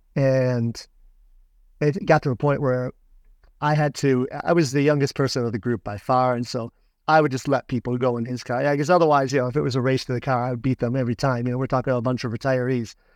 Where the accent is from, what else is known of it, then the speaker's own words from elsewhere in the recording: Michigan, United States; moved away as an adult; my father's place, you know, where I grew up in Michigan.